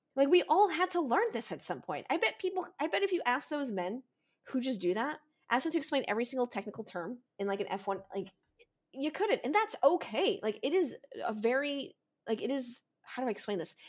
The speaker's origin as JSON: {"language": "English", "country": "United States", "said": "as an American"}